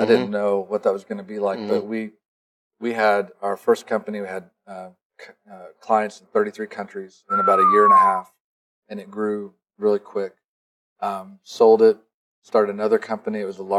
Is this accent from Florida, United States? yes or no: no; Illinois, United States; Well, the quick version of it is I grew up in Illinois.